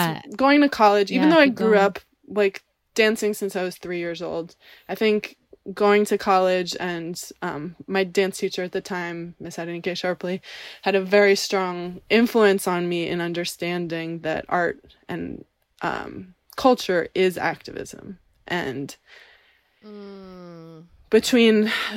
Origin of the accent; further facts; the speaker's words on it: New York City, New York, United States; growing up in the East Village